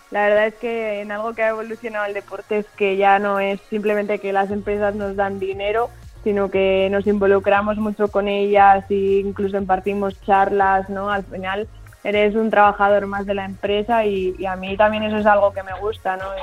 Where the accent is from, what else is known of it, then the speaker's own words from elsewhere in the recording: Spain; siendo española ir para allá no es tan fácil como ser de allí